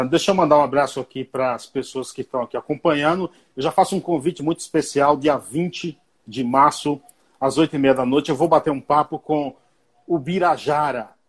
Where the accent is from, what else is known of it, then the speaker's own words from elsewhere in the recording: Bahia, Brazil; Que ir eu sou baiano, viu? Eu sou baiano. Não fala mal da Bahia